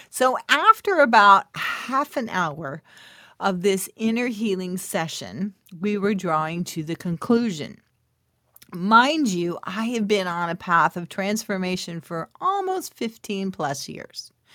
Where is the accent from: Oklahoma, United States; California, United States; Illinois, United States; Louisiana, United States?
California, United States; This is when we were living in California. I was born in California